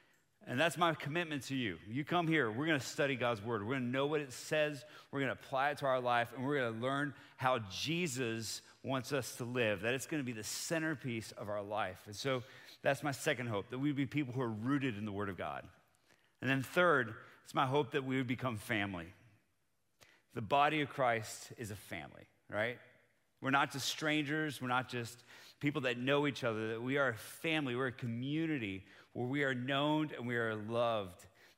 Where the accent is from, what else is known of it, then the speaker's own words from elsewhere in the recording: Bogota, Colombia; now in United States; So I grew up on the mission field. I'm from Bogota, Colombia. That's where my parents served for 30 years.